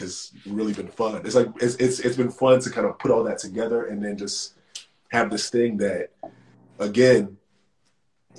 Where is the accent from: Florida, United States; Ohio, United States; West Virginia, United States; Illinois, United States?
Illinois, United States; Chicago; moved away as an adult; also born or lived in New York; now in Los Angeles, United States; I'm from the South Side of Chicago